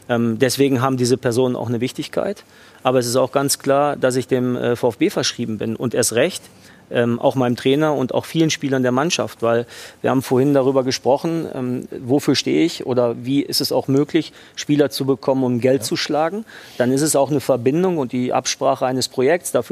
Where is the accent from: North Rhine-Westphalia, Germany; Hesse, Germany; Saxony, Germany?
North Rhine-Westphalia, Germany; Dortmund; born there; am Ende bin ich in Dortmund geboren, habe dort lange gearbeit, äh, gearbeitet.